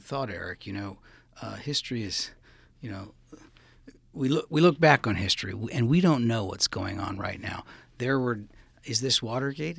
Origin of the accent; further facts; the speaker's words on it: California, United States; I grew up in California